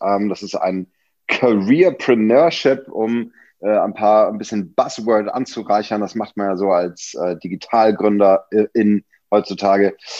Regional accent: Hamburg, Germany; moved away as an adult; now in Berlin, Germany; Ich bin ja auch äh, äh waschechter Hamburger

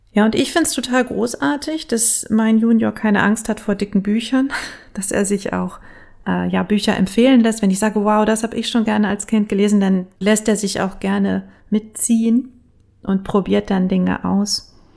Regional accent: Bielefeld, North Rhine-Westphalia, Germany; ich bin ja gebürtige Bielefelderin

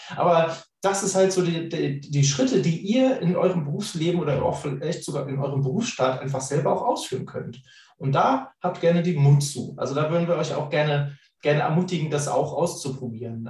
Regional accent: Northern Germany, Germany; als Norddeutscher

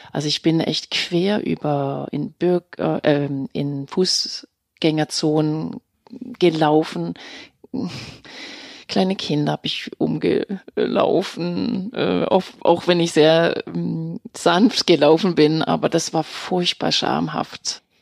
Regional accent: Denmark; German is a second language; moved away as an adult; now in Germany; Also ich bin in Dänemark geboren, 1970 äh, und bin dort aufgewachsen und bin erst nach meinem Abitur 1989 nach Deutschland ja

